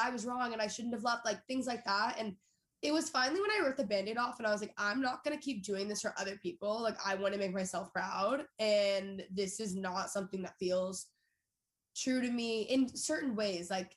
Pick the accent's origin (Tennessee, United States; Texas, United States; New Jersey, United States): Texas, United States; moved away; also born or lived in Los Angeles; I grew up in Texas